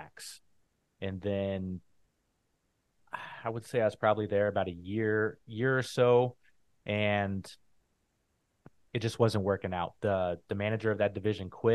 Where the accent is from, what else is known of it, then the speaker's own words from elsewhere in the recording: Phoenix, Arizona, United States; moved away as an adult; also born or lived in San Diego; I grew up in Phoenix, Arizona